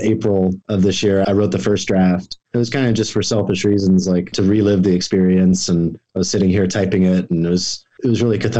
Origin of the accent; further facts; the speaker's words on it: Oklahoma, United States; now in Southern California, United States; I grew up in Oklahoma